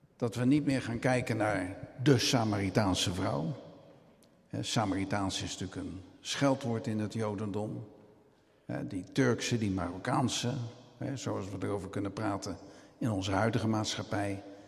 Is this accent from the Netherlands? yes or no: yes; Rotterdam, South Holland, Netherlands; ik ben Rotterdammer